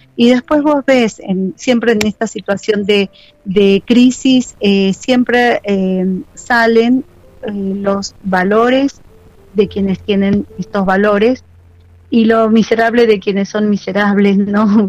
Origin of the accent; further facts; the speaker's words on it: Argentina; Nosotros como argentinos tenemos esta costumbre